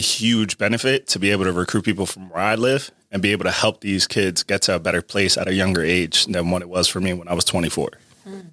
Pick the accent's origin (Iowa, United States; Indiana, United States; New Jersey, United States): New Jersey, United States; Perth Amboy; especially in my hometown. So for me, it's like, yeah, we don't have a lot of people that come out to Perth Amboy and talk to you know us in the high school